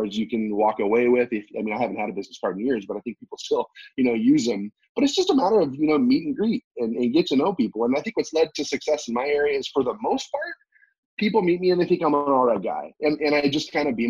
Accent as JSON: {"language": "English", "country": "United States", "also_born_or_lived": "South Korea", "said": "I'm an American."}